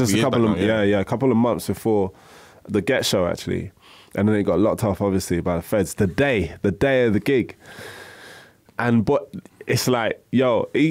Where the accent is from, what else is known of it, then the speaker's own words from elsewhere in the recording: London, United Kingdom; Even though I'm from Woolwich, shout out big time, Southeast.